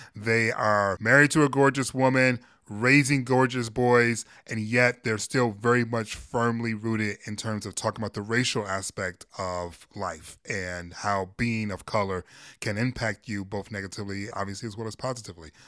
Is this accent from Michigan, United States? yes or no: yes; Michigan, United States; my home state of Michigan